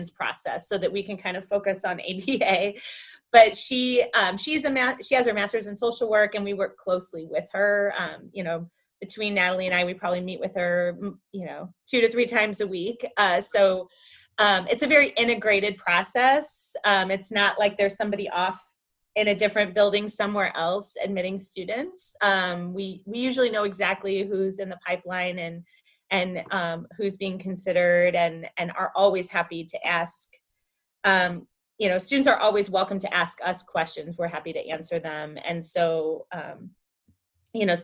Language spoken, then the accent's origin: English; outside of Chicago, Illinois, United States; now in St. Louis, United States; I grew up outside of Chicago